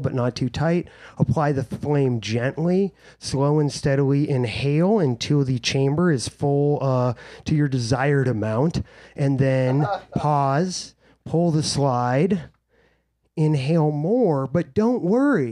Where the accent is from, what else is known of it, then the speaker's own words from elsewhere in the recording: Summit County, Colorado, United States; I'm from Summit County, Colorado, the high altitude, fertile crescent that birthed Colorado's cannabis culture.